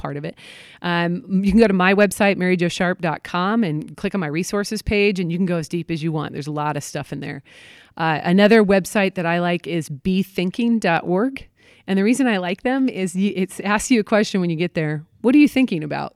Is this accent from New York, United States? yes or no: no; Portland, Oregon, United States; moved away; I'm from Portland, Oregon